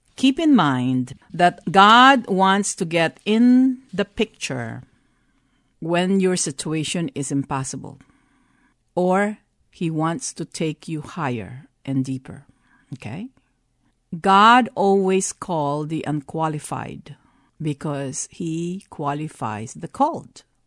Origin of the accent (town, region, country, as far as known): Philippines; born or raised there; also born or lived in Texas, United States; now in San Antonio, United States